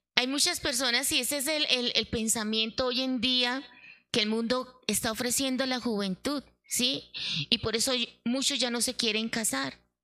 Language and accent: Spanish; Santander, Colombia; como buena santanderiana.